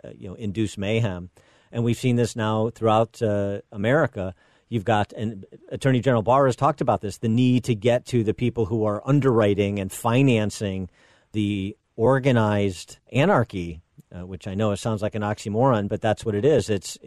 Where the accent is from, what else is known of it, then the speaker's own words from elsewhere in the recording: Chicago, Illinois, United States; more pronounced in my hometown of Chicago